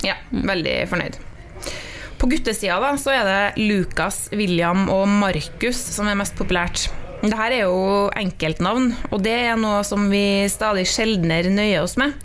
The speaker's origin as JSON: {"language": "Norwegian", "area": "Trolla", "region": "Trøndelag", "country": "Norway", "said": "jeg kommer jo fra Trolla"}